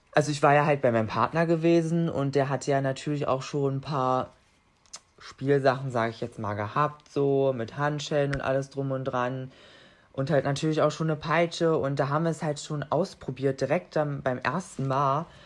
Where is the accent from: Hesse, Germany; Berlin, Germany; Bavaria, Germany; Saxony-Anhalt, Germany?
Saxony-Anhalt, Germany; near Magdeburg; ich komme aus der Nähe von Magdeburg